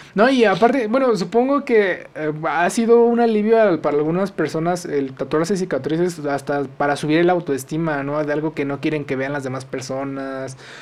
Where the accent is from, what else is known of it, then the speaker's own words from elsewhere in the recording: Mexico; nosotros como mexicanos